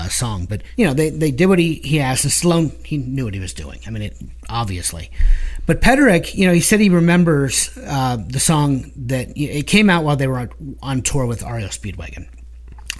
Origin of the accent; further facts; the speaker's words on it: Canton, Ohio, United States; we are from the Akron Canton area, Northeast Ohio, and we are proud Bulldog graduates